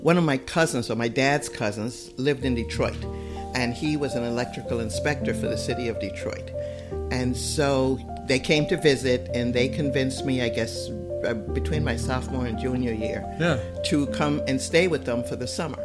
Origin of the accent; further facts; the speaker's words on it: U.S. Virgin Islands; I grew up in St. Thomas in the Virgin Islands